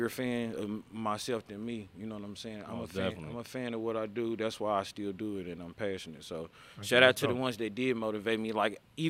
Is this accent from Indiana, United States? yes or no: yes; Indianapolis, Indiana, United States; I'm from Indiana